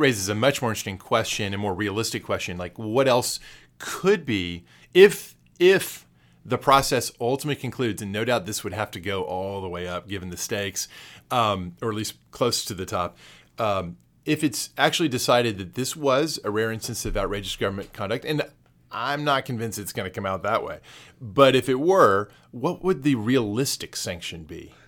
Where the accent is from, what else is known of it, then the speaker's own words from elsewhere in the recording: Texas, United States; as a Texan